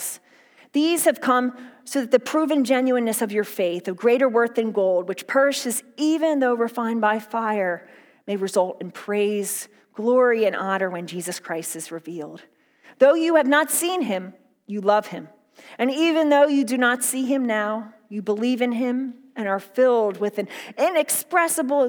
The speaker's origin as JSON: {"language": "English", "area": "outside of Philadelphia", "region": "Pennsylvania", "country": "United States", "tie": "born or raised there", "said": "I grew up outside of Philadelphia"}